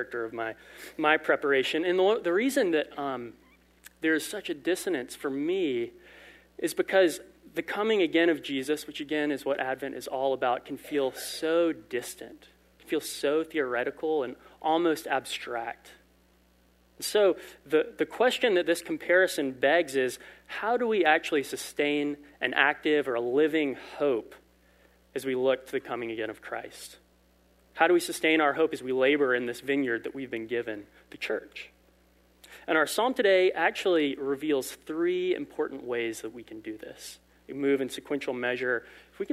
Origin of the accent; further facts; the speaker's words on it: Lowcountry, South Carolina, United States; I am from Lowcountry, South Carolina, where there are not vineyards